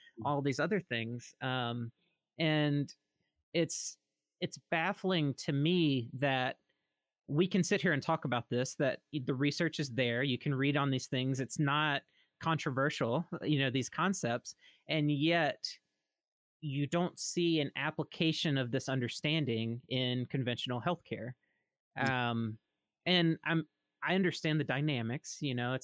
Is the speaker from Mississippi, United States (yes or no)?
yes; Mississippi, United States; moved away; I'm originally from Mississippi. So to see my home state